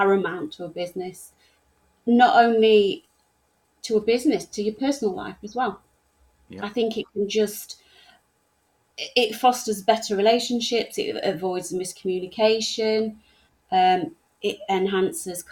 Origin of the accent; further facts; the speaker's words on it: England, United Kingdom; I'm English